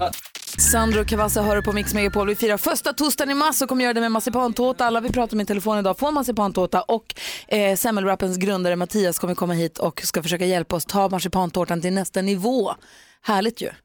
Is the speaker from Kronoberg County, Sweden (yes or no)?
yes; Växjö, Kronoberg County, Sweden; Jag är också född i Växjö